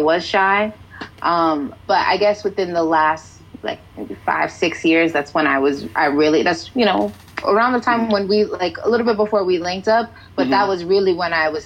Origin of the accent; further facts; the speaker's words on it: New Jersey, United States; also born or lived in Bronx, New York; I was born in the Bronx. I lived there until I was, you know, like 7, and then I moved to Jersey, and I've been here ever since. So I'm a Jersey girl for the most part